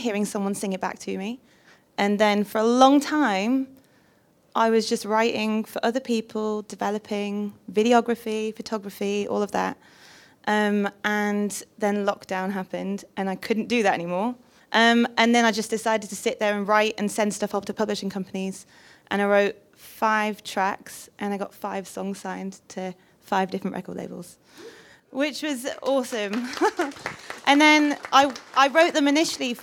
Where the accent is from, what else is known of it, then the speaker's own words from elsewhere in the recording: Newcastle upon Tyne, North East England, United Kingdom; now in Portsmouth, United Kingdom; I am originally from Newcastle